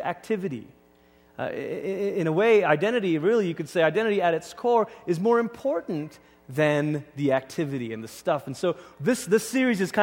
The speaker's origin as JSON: {"language": "English", "country": "Malaysia", "tie": "born or raised there", "moved": "as an adult", "lives_now": "United States", "said": "I grew up in Malaysia"}